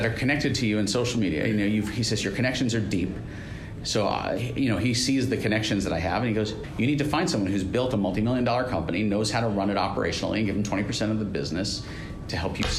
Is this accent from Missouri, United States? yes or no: no; New York, United States; now in Phoenix, United States; When I was living in New York, when I was born and raised here, I was from Queens